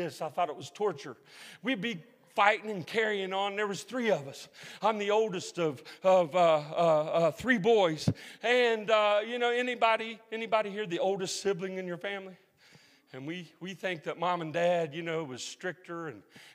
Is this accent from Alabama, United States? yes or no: no; Huntington, West Virginia, United States; Huntington, West Virginia. Have anybody heard of Marshall University? My hometown